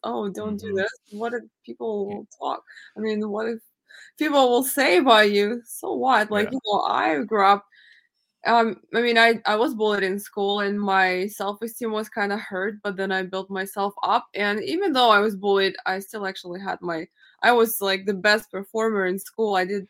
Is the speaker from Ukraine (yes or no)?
yes; Ukraine; moved away; But also, you know, I was born in Ukraine, so I grew up in a different country, and growing up there, you have definitely different conditions than you have here.